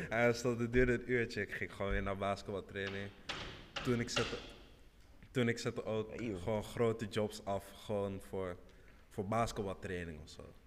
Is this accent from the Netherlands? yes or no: no; Senegal; ik kom uit Senegal